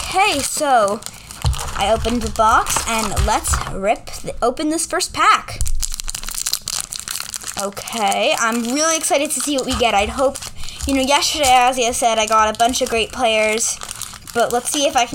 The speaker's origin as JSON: {"language": "English", "town": "New York City", "region": "New York", "country": "United States", "said": "I am from New York City"}